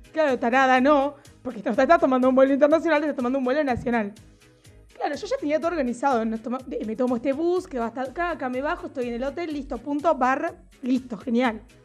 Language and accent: Spanish; Argentina; soy de Argentina.